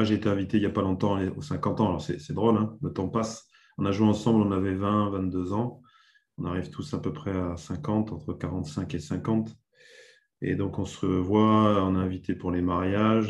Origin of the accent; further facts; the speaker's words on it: Dijon, Bourgogne-Franche-Comté, France; moved away as an adult; now in Bordeaux, France; je suis originaire de Bourgogne. Je suis né à Dijon, en Bourgogne. Donc, de 7 ans à 20 ans, j'ai joué dans, deux petits clubs en Bourgogne